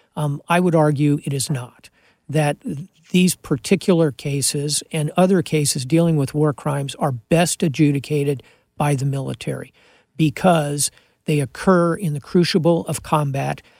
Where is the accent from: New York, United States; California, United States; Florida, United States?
Florida, United States; Miami; I'm from Miami, I speak Spanish